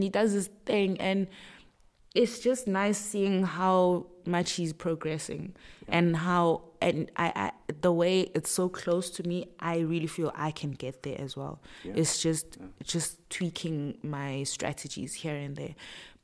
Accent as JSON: {"language": "English", "town": "Pietermaritzburg", "region": "KwaZulu-Natal", "country": "South Africa", "tie": "born or raised there", "said": "I'm a PMB girl, born and bred."}